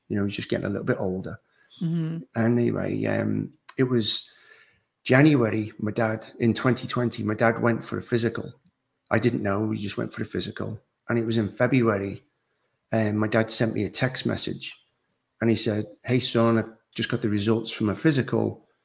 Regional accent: Liverpool, North West England, United Kingdom; moved away as an adult; now in North Carolina, United States; I actually live in North Carolina in the United States. I'm originally from Liverpool, England, okay. and I've been in the States now 21 years

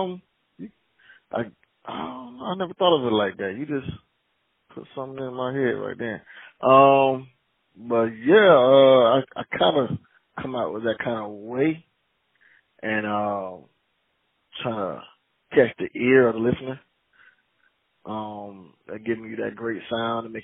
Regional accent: Jacksonville, Florida, United States; I'm from Jacksonville, Florida

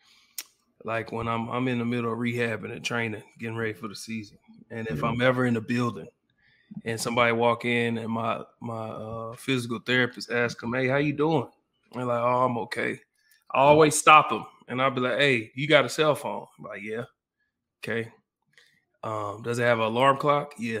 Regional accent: Oklahoma City, Oklahoma, United States; I'm a kid from Southside Oklahoma City

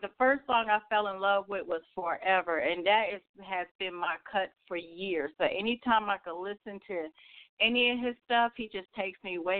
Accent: Brooklyn, New York, United States; I am from Brooklyn. I moved here many years ago, so I lost my accent a long, long time ago.

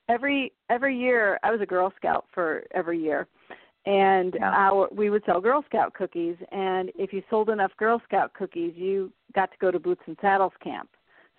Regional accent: Iowa, United States; I'm from Iowa

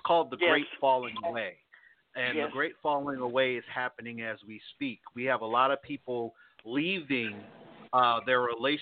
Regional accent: East Coast, United States; moved away; also born or lived in the South; where I was raised, because I was raised on the East Coast

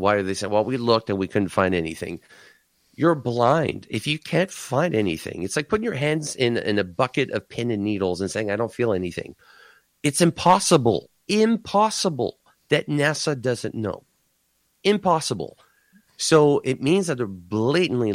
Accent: Canada

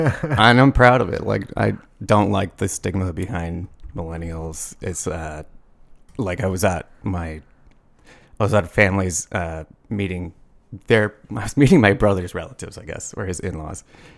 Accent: Peoria, Arizona, United States; also born or lived in Phoenix, Arizona / Tempe, Arizona / Scottsdale, Arizona; So I'm from Arizona, born and raised.

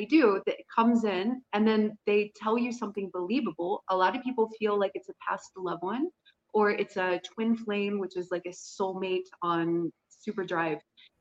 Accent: United States; I was American

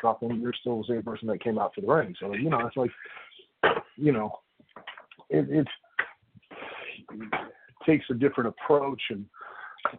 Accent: Lima, Ohio, United States; I grew up in Lima, which is up in the northwest corner

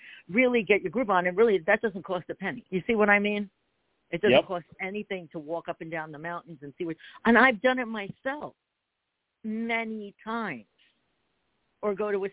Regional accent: New Jersey, United States; also born or lived in Pennsylvania; now in Philadelphia area, Pennsylvania, United States; I'm in PA, and I'm from Jersey, but I'm outside Philadelphia

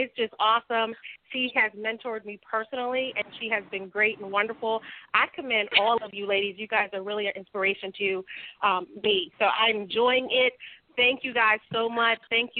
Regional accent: Jonestown, Maryland, United States; my hometown of Jonestown.

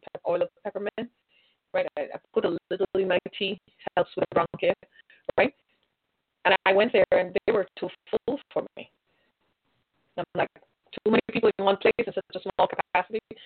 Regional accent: United States; We're American

